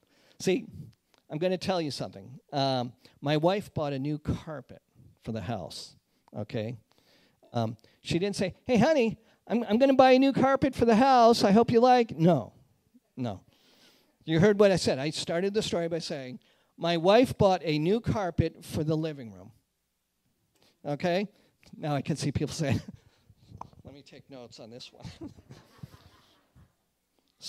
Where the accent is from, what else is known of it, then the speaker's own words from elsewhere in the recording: outside of Boston, Massachusetts, United States; the carpeted flooring of my house where I grew up in Boston